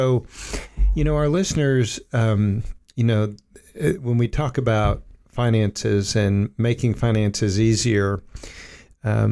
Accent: Oak Ridge, Tennessee, United States; I grew up in Oak Ridge

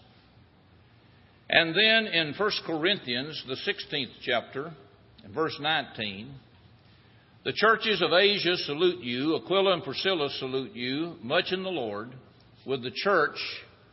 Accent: United States; When I was growing up in Jackson County

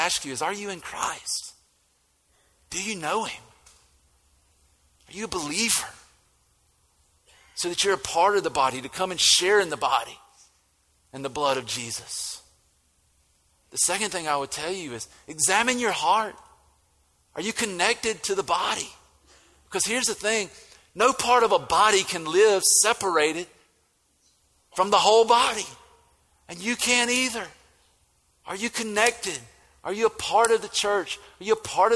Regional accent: United States; accent: country; now in Statesboro, Georgia, United States

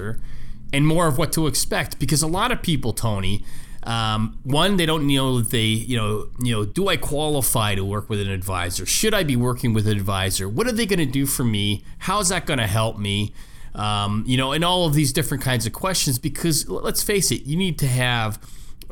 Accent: Canada; moved away; I'm from Canada originally

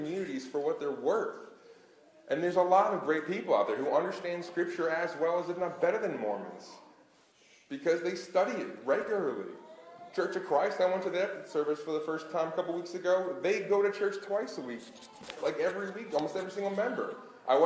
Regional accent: Long Island, New York, United States; growing up on Long Island

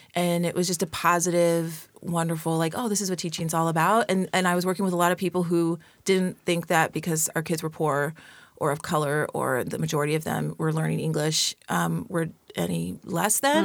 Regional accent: San Bernardino, California, United States; born or raised there

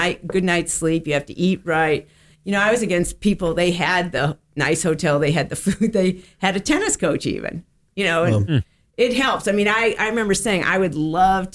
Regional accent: Connecticut, United States; also born or lived in Cincinnati; now in Florida, United States; I grew up in Connecticut, and as a kid, I went to the U.S. Open

